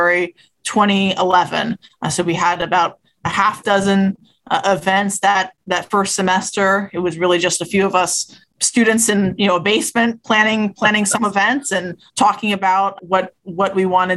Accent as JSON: {"language": "English", "town": "Lexington", "region": "Massachusetts", "country": "United States", "tie": "born or raised there", "also_born_or_lived": "Concord, Massachusetts", "moved": "as an adult", "lives_now": "New Haven, United States", "said": "I'm originally from the greater Boston area. I grew up in Lexington and then Concord."}